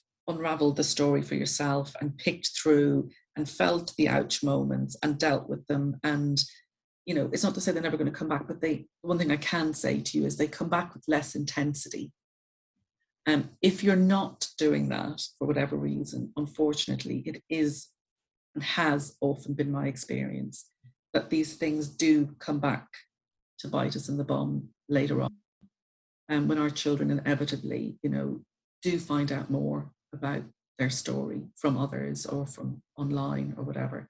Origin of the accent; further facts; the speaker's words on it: Ireland; I'm Irish, so we're very good at stories and leaving things out of stories in Ireland